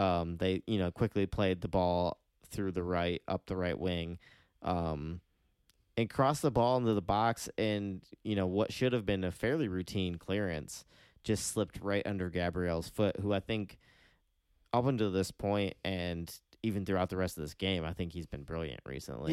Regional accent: United States; we're, as American fans

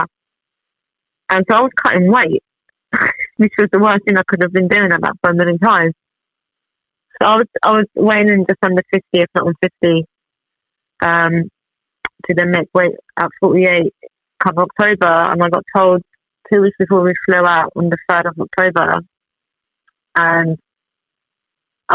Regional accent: Tehran, Tehran Province, Iran; moved away; I was born in Iran, in Tehran, bang in the middle of the Middle East. I was born there, I grew up there, and so I've been here for like 20 years now

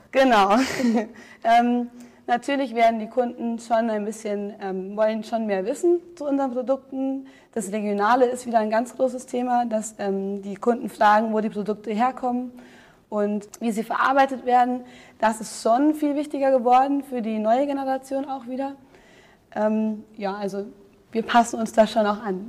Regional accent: Braunfels, Hesse, Germany; also born or lived in Munich; Ich komme aus Braunfels, Bonn-Waden, das ist sehr klein

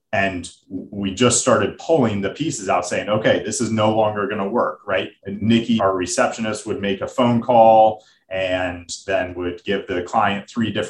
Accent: United States; accent: American; my American accent.

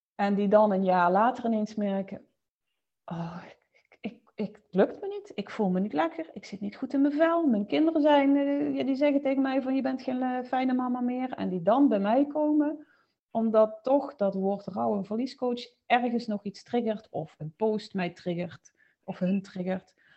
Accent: Limburg, Netherlands; now in Mierlo, Netherlands; Woonachtig in Mierlo, maar je zult het waarschijnlijk horen, oorspronkelijk, eh, kom ik uit Limburg

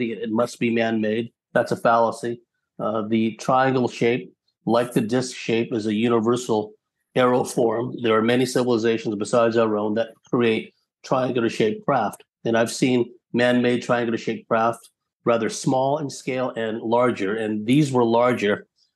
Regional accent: San Jose, California, United States; now in San Diego, United States; I'd gone to the field of my fifth grade elementary school in San Jose, California

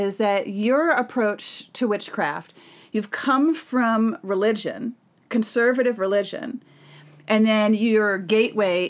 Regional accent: Massachusetts, United States; growing up in Massachusetts

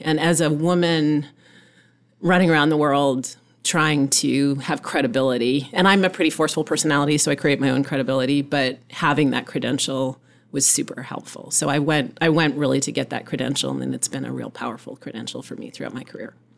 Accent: Nova Scotia, Canada; moved away; I was born in Nova Scotia, so I'm Canadian. My mother's actually American, so I'm half Canadian, half American. And I grew up actually on a small farm in Nova Scotia.

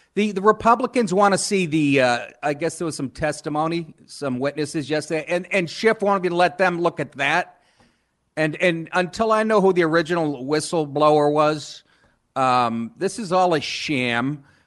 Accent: Boston, Massachusetts, United States; moved away as an adult; also born or lived in Maine / Los Angeles / New York; I, I grew up in Boston

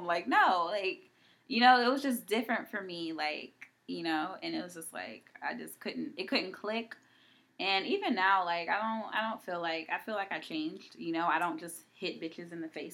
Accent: East Coast, United States; I'm from the East Coast

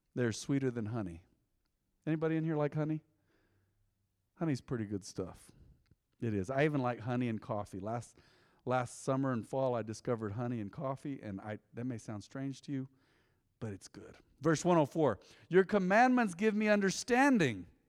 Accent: Española, New Mexico, United States; I was born in Española

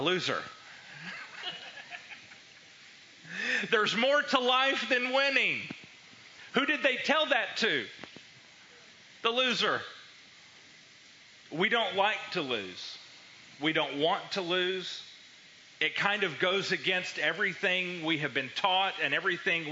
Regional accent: United States; growing up in America, we like to win

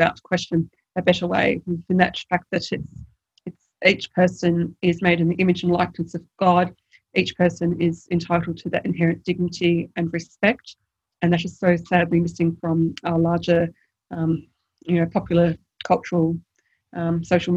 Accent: Tasmania, Australia; now in Sydney, Australia; I'm from Tasmania

